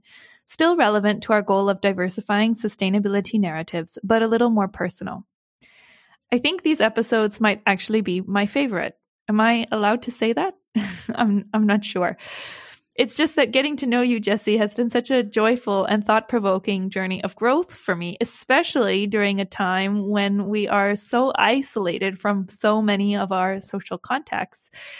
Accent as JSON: {"language": "English", "region": "Hubei", "country": "China", "tie": "born or raised there", "said": "as somebody who is born and raised in Hubei province"}